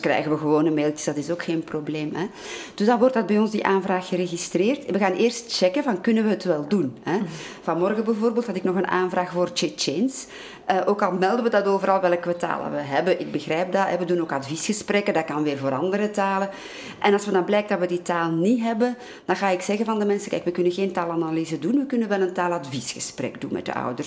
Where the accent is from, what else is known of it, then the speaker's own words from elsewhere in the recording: Antwerp, Flanders, Belgium; first language Dutch; Ik groeide op in Antwerpen als kind. Ik leerde Nederlands